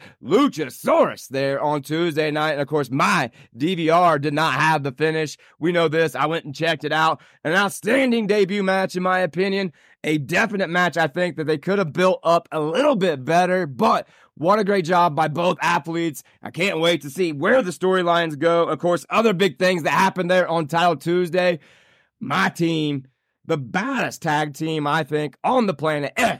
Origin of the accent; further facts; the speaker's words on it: Indiana, United States; my home state of Indiana